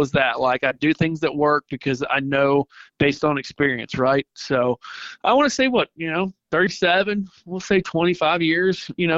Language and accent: English; Mobile, Alabama, United States; now in Santa Rosa Beach, United States; Growing up in Mobile, Dolphin Island, everybody was surf fishing